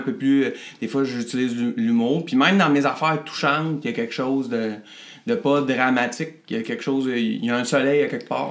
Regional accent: Drummondville, Quebec, Canada; Je jouais dans plein de bandes par chez nous à Drummond

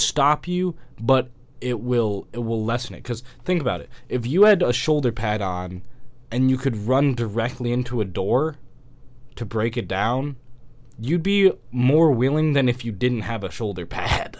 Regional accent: Atlanta, Georgia, United States; I'm from somewhere that's really hot. You know, I'm from Atlanta

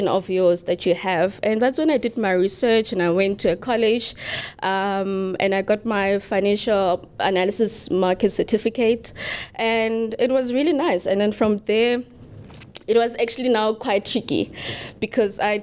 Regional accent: QwaQwa, Free State, South Africa; I was born and bred in Gwagwa, Free State. It's a very cold town.

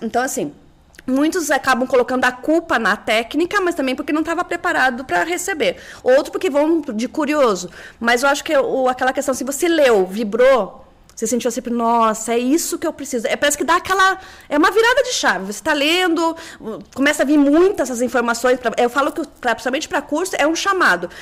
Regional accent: Curitiba, Paraná, Brazil; moved away as an adult; also born or lived in São Paulo; eu sou curitibana

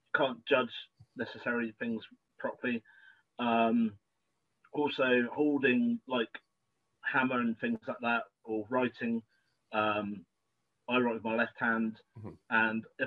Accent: Southampton, South East England, United Kingdom; I'm Englishman, originally from Southampton.

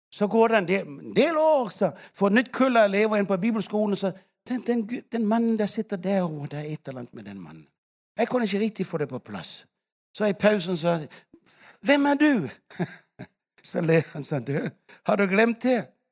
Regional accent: Denmark; now in Africa; I Danmark ikke sant, hvor vi kommer fra

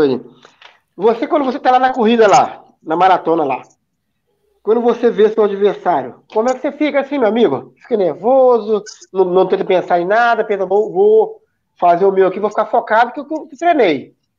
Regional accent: Descoberto, Minas Gerais, Brazil; lá na minha cidade de descoberto

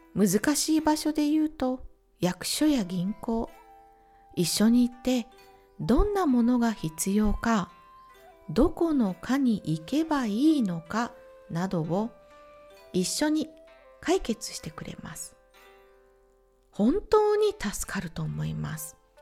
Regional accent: Ehime, Japan; now in Czech Republic; 地元愛媛

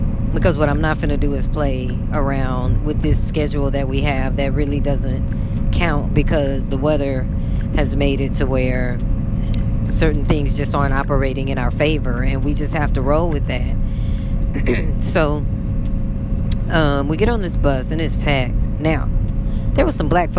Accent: United States

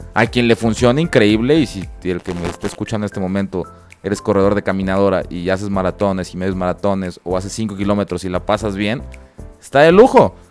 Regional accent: Toluca, State of Mexico, Mexico; now in Guadalajara, Mexico; yo no soy de aquí Guadalajara, soy de Toluca

